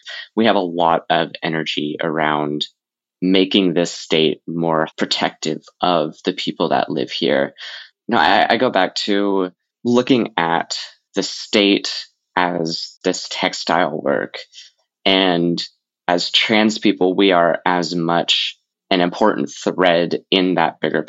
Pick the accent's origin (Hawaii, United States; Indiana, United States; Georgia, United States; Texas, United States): Texas, United States; I'm as much a Texan as my neighbor is